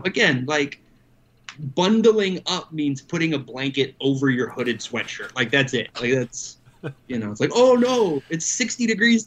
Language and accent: English; Southern California, United States; I'm from Southern California.